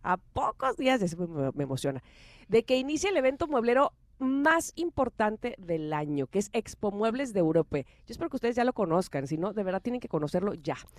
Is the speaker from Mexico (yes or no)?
yes; Mexico; Nosotros como mexicanos